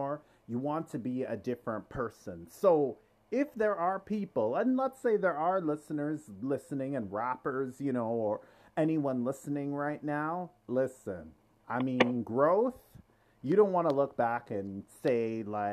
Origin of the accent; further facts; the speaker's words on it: Toronto, Ontario, Canada; I grew up in Scarborough. I'm from Scarborough